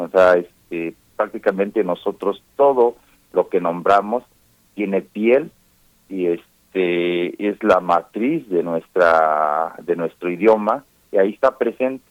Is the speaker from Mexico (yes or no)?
yes; La Montaña region of Guerrero, Mexico; la región de donde yo soy, que es eh, la región de la montaña de Guerrero